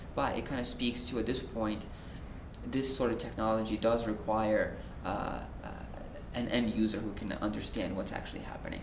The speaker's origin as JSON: {"language": "English", "country": "Belarus", "moved": "yes", "said": "I'm originally from Belarus."}